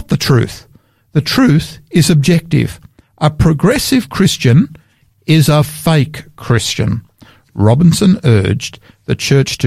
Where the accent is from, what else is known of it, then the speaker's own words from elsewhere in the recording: Sydney, New South Wales, Australia; now in South Australia, Australia; I grew up there in Sydney